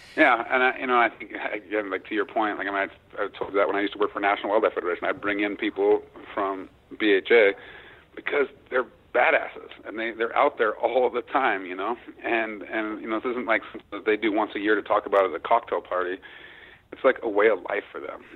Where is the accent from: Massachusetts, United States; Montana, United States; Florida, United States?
Montana, United States; my home state of Montana